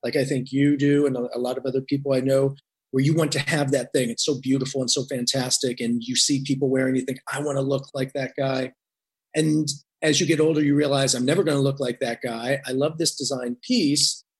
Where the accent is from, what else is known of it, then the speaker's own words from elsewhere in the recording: Indiana, United States; I grew up in Indiana